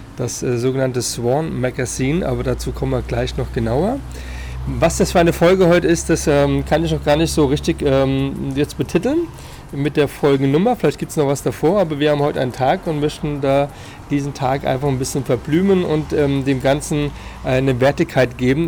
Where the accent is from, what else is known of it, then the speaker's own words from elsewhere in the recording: Frankfurt, Hesse, Germany; als ähm, Frankfurter.